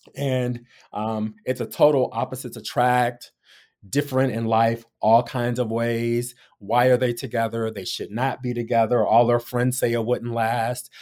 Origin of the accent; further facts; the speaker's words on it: Detroit, Michigan, United States; moved away as an adult; also born or lived in Columbia, Missouri / Los Angeles; now in San Francisco, United States; growing up in Detroit, it's eighty, ninety percent black